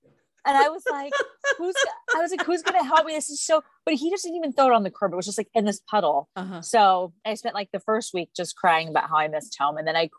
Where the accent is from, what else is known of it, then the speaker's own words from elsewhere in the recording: San Antonio, Texas, United States; moved away as an adult; now in Boston, United States; So I'm from San Antonio, Texas, and I came to Boston to go to Boston University.